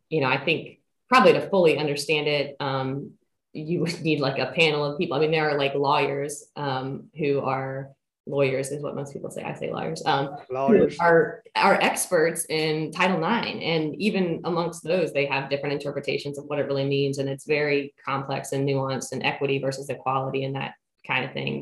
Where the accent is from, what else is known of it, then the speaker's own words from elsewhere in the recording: Central Kentucky, United States; moved away as an adult; now in Williamsburg, United States; I am originally from Central Kentucky.